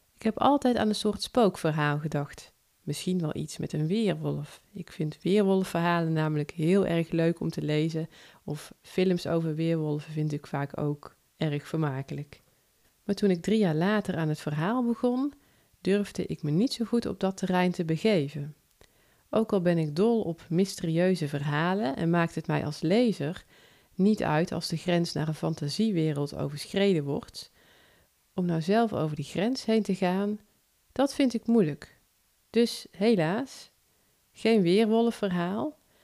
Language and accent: Dutch; North Brabant, Netherlands; accent: soft G; Ik woon in Noord-Brabant ik denk dat je dat al wel hebt kunnen horen aan mijn zachte G